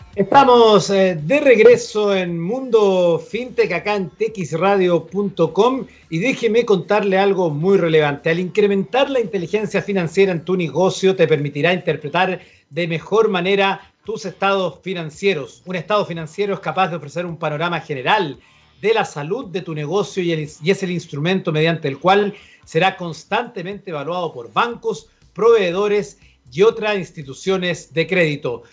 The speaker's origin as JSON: {"language": "Spanish", "country": "Chile"}